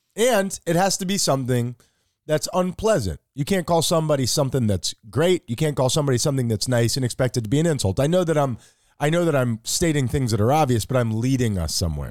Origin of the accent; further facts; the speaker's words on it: United States; I'm American